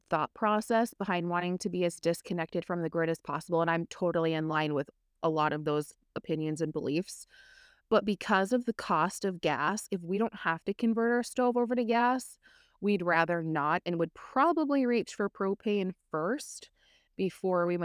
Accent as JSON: {"language": "English", "town": "Minneapolis", "region": "Minnesota", "country": "United States", "tie": "born or raised there", "said": "I grew up in Minnesota in the Twin Cities. We spent a lot of time up north in Duluth, north of Duluth"}